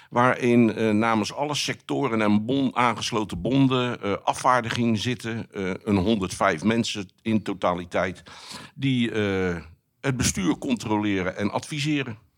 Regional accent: Rotterdam, South Holland, Netherlands; ik, ik, ben een Rotterdammer, recht door zee.

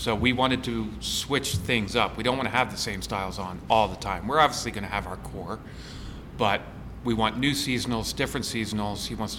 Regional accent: Philadelphia, Pennsylvania, United States; I'm an Italian from Philly. Food is king

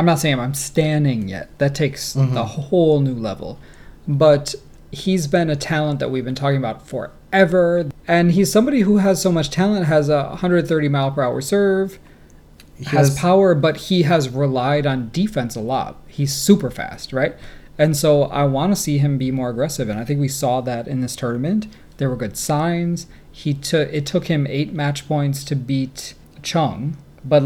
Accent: United States; I am American

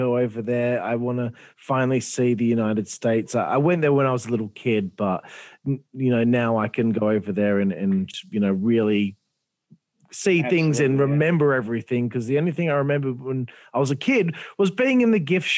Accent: Australia; I'm Australian.

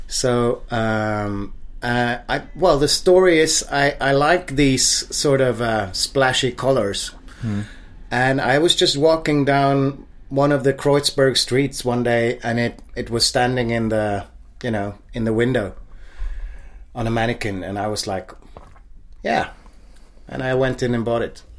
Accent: Stockholm, Stockholm County, Sweden; moved away as an adult; I grew up in a typical upper middle class or middle class suburb of Stockholm.

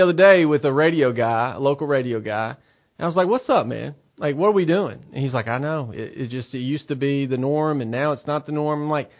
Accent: Southern United States, United States; accent: Southern; There's moments where my Southern accent comes stronger than others.

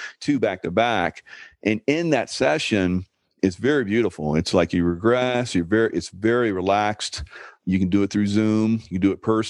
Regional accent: Columbia, South Carolina, United States; as a kid, I grew up in Columbia and came to Charleston a lot

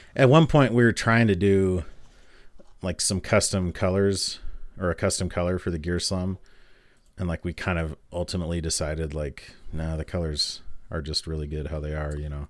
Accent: Utah, United States; growing up in Utah

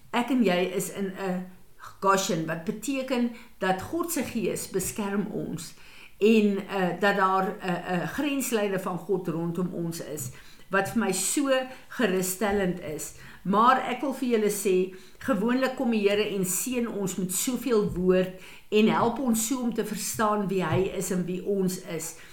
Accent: South Africa; ons as Suid-Afrikaners

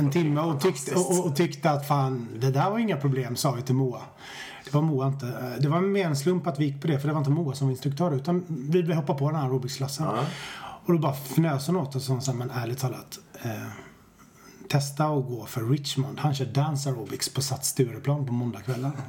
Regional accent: Stenungsund, Västra Götaland, Sweden; moved away as an adult; also born or lived in Japan; now in Stockholm, Sweden; Jag har bott i Stockholm i 20 år men jag föddes i Stenungsund på västkusten.

